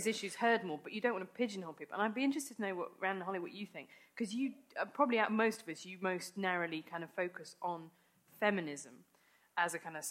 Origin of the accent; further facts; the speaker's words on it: Worcester, West Midlands, United Kingdom; when I watched Friends growing up in Worcester